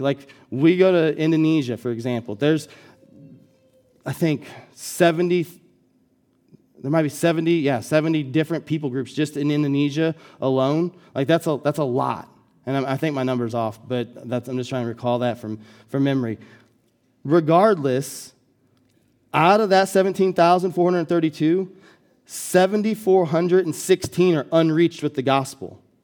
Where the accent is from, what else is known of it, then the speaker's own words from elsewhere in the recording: Collinsville, United States; when I moved back to Collinsville, my hometown, to plant the church